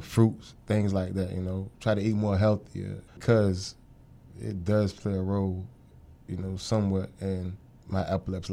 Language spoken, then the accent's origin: English; Norfolk, Virginia, United States; I'm from Norfolk, Virginia, uh, born and raised